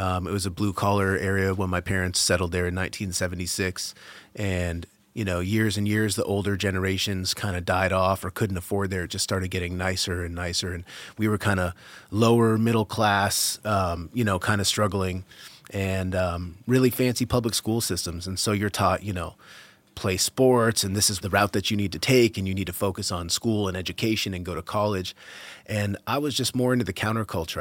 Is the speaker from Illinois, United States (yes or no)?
no; Massachusetts outside of Boston, United States; moved away as an adult; also born or lived in California; now in Vermont, United States; I grew up in Massachusetts outside of Boston